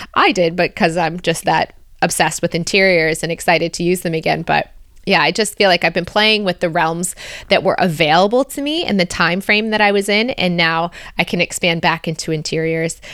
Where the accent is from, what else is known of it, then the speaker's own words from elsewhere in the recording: United States; also born or lived in Australia; now in Belgium; As an American living in Belgium